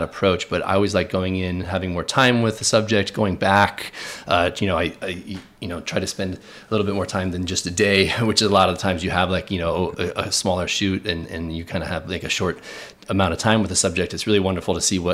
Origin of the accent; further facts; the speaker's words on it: Palos Verdes, California, United States; moved away as an adult; now in New York City, United States; I grew up in Los Angeles, California, in a town called Palos Verdes, which is southern Los Angeles on the coast